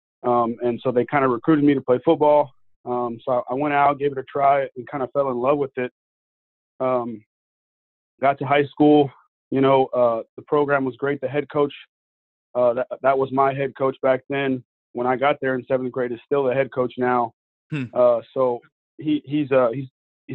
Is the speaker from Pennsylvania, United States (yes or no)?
no; Houston, Texas, United States; also born or lived in Montgomery, Texas; I grew up in Houston, Texas